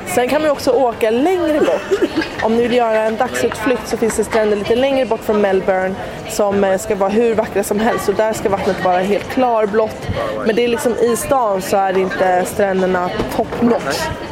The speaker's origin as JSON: {"language": "Swedish", "country": "Sweden", "said": "hemma i Sverige"}